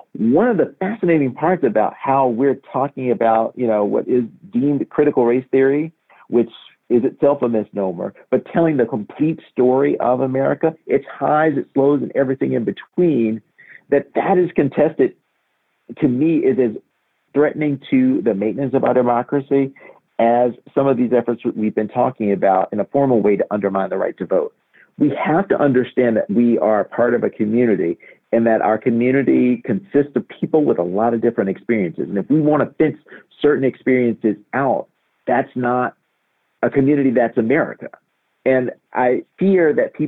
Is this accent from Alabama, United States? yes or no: yes; Montgomery, Alabama, United States; as a Black person who grew up in Montgomery